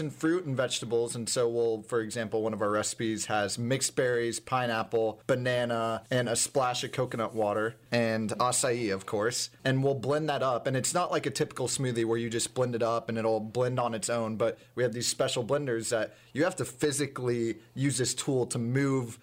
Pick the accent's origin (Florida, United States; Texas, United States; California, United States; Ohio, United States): Texas, United States; Dallas; I'm from Dallas